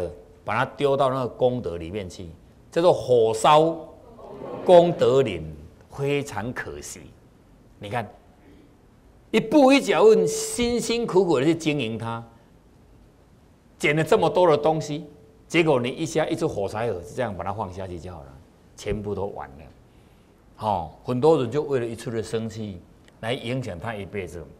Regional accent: China; 我们中国人是讲气呀，血气血气哈。当然，美国人他是不讲气的，他们是讲血液循环，我们是讲气。

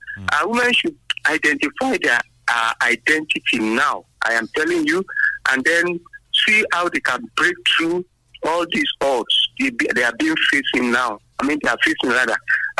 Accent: Abeokuta, Ogun State, Nigeria; I'm … from Abeokuta.

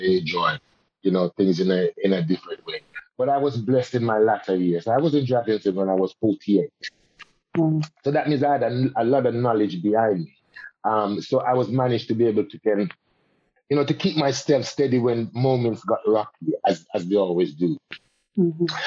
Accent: Jamaica; now in United Kingdom; as a Jamaican and as a Caribbean person and as a Rastaman also

